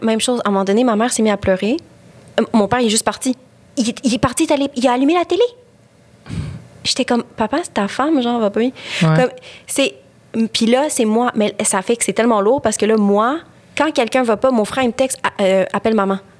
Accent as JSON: {"language": "French", "region": "Quebec", "country": "Canada", "said": "je suis québécoise, je suis ici, je suis québécoise"}